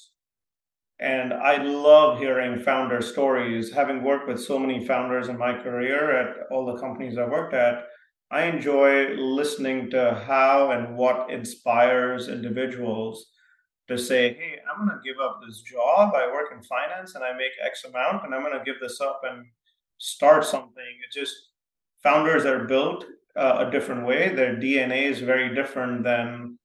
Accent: Mumbai, Maharashtra, India; also born or lived in small town in India (boarding school); grew up in my first, about until I was 10, in a big city called Bombay, India

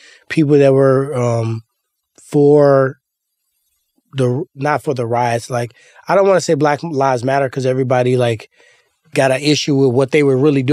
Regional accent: Ferguson, Missouri, United States; I grew up in Ferguson.

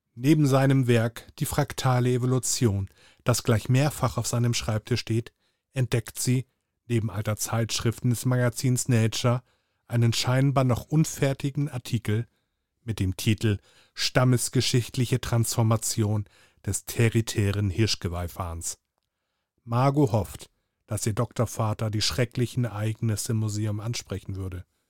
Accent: Hamburg, Germany; als Hamburger Jung, als, als geborener Hamburger, als gebürtiger Hamburger

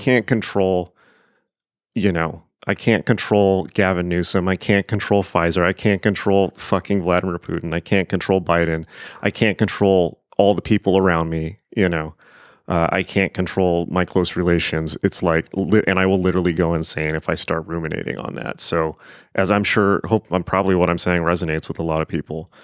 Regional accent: United States; I am an American

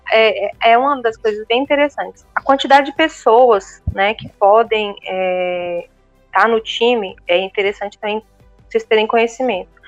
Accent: Brazil; moved away as an adult; now in Portugal; Eu vim do Brasil com zero conhecimento sobre o que, que é ser portador de necessidade especial em Portugal.

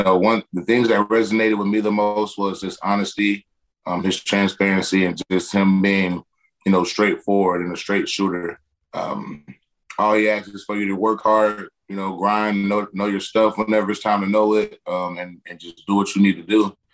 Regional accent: Perry, Florida, United States; also born or lived in Madison, Florida; I was born in Madison, but I grew up in Perry.

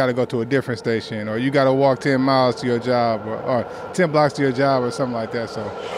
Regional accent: Berkeley, Oakland, California, United States; also born or lived in Vallejo; I'm a resident here in the Bay Area. I've been a resident here in the Bay Area. I'm from here, Berkeley, Oakland. So I've been living in the Bay Area all my life.

